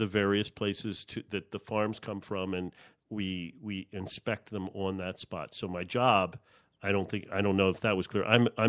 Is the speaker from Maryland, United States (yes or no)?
yes; Baltimore, Maryland, United States; now in Minneapolis, United States; I'm from Baltimore.